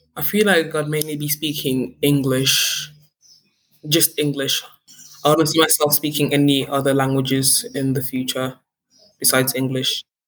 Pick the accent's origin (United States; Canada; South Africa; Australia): South Africa; I come from South Africa